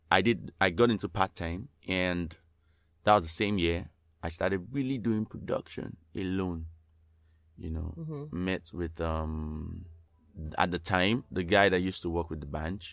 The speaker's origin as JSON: {"language": "English", "region": "Lagos", "country": "Nigeria", "tie": "born or raised there", "said": "I was born in Lagos"}